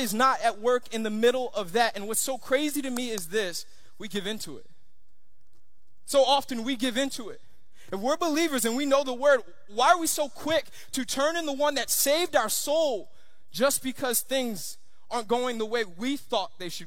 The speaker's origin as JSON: {"language": "English", "area": "Long Island", "region": "New York", "country": "United States", "tie": "born or raised there", "also_born_or_lived": "Miami, Florida, United States", "moved": "yes", "said": "I grew up in New York, and at about 5 years old, my parents they made a decision to move out to Long Island"}